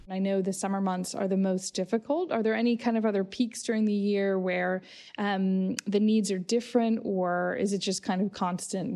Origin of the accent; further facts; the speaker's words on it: United States; moved away; I grew up in the States